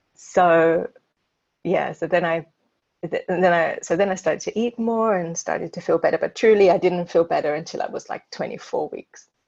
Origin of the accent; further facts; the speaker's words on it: London, United Kingdom; moved away as an adult; now in Prague, Czech Republic; I'm originally from London and I moved to Prague